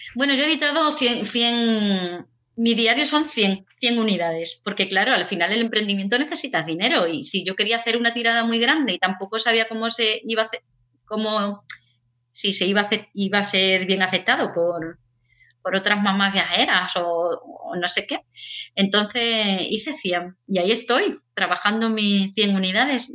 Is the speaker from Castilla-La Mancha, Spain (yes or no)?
no; Seville, Andalusia, Spain; now in Bilbao, Spain; yo soy de Sevilla, pero ahora vivo en Bilbao